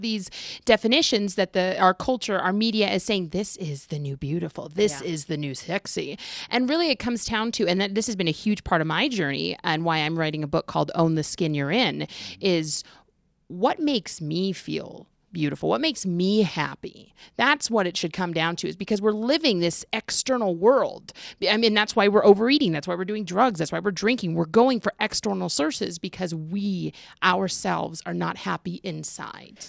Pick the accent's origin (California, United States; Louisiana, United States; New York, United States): California, United States; now in Colorado, United States; originally I'm from California